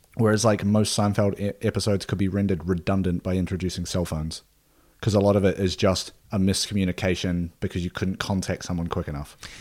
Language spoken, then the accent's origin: English; Nelson, New Zealand; Nelson, New Zealand, my hometown